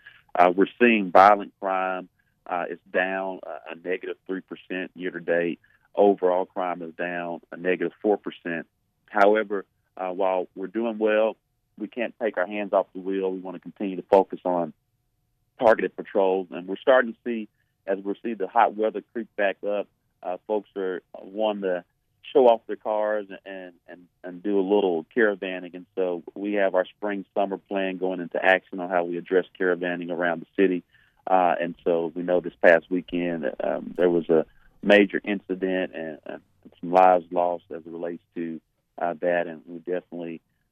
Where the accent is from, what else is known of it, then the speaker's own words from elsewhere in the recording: Arkansas, United States; my home state